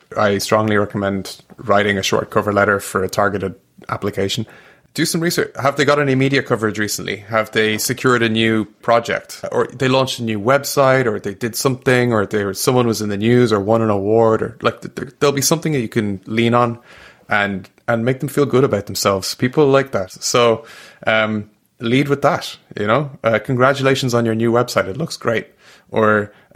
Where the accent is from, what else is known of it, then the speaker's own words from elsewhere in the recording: Dublin, Leinster, Ireland; moved away as an adult; now in Montreal, Canada; I'm from Dublin